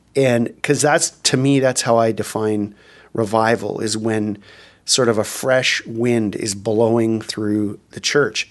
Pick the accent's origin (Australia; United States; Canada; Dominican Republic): Canada; there are things in Canada, obviously, that we gather around